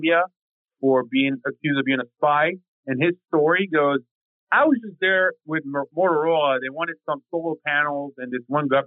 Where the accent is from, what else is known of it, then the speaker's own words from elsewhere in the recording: France; now in United States; growing up in the neighborhoods I grew up in France